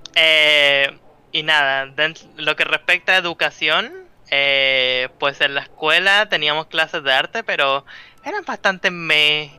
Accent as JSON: {"language": "Spanish", "country": "Chile", "said": "Yo soy un artista chileno"}